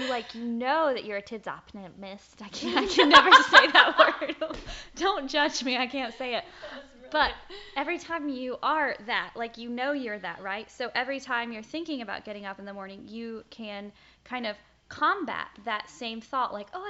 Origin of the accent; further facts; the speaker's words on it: the South, United States; accent: Southern; they didn't want to correct me on it because they thought it was my Southern accent.